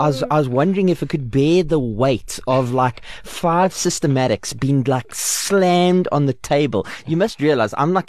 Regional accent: South Africa; accent: English; I'm English

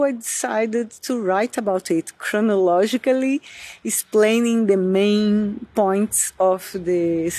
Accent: Brazil; moved away as an adult; now in Lisbon, Portugal; I'm a Brazilian citizen living in Lisbon for more than 20 years.

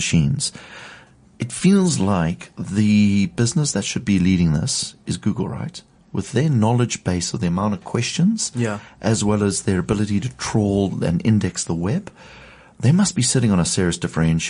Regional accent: South Africa; as South Africans

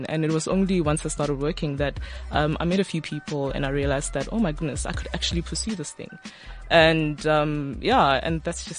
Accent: Ga-Rankuwa, Gauteng, South Africa; So I'm from Harangua. {S2} Yeah. {S3} That's in Pretoria. Well, the edge of Pretoria. Some people actually think it's in the northwest, but we still say it's in Gauteng.

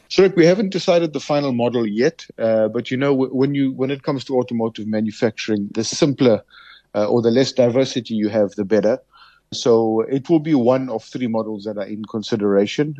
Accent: South Africa; as a South African

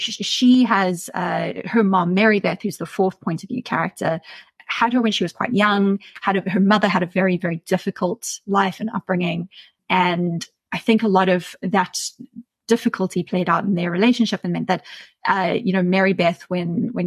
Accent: Centurion, Gauteng, South Africa; I grew up in Centurion and I was a really weird teenager

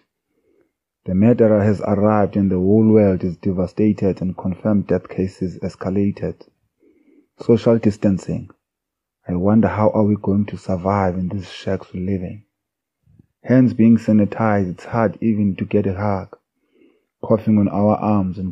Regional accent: King William's Town, Eastern Cape, South Africa; now in Cape Town, South Africa; I was born and bred in the Eastern Cape in a small village called Fort Murray in King Williamstown, but now residing in Cape Town, Delft

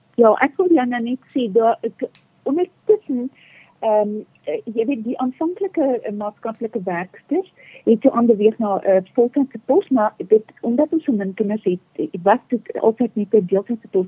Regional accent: South Africa; Ek het in Groot Amerika groot geword

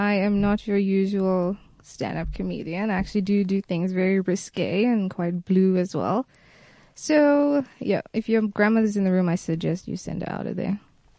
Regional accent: Johannesburg, Gauteng, South Africa; accent: confused accent; Yes, I went to the Hill High School in Joburg.

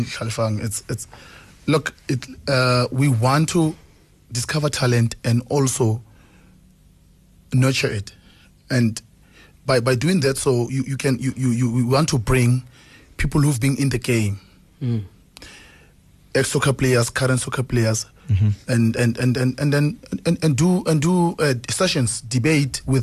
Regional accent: Welkom, Free State, South Africa; moved away as an adult; also born or lived in Thabong; now in Johannesburg, South Africa; when I grew up in Welkom

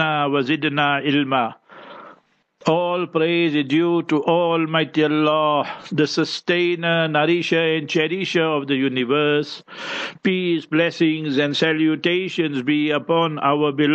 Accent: Heidelberg, Gauteng, South Africa; Heidelberg, my hometown

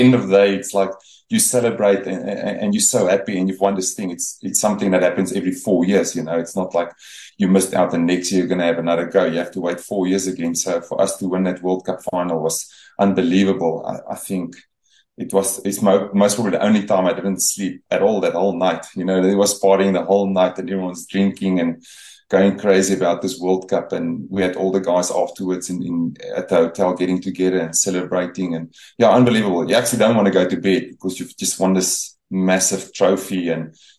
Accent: South Africa; they sort of adopted you, South African team, and everything was branded in that area for us being South African.

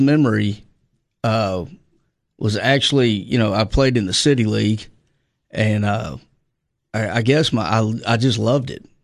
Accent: Little Rock, Arkansas, United States; moved away; born in Little Rock, Arkansas, uh, born and raised

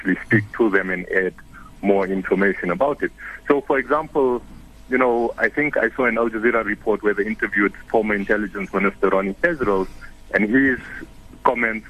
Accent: South Africa; all of us as South Africans

